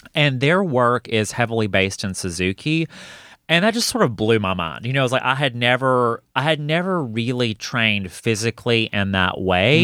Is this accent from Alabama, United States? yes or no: yes; Hokes Bluff, Alabama, United States; moved away as an adult; now in Atlanta, United States; itchy to get out of Hokesbluff, Alabama